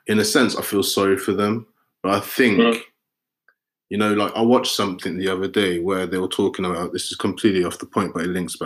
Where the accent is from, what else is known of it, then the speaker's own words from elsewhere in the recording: London, United Kingdom; growing up in Peckham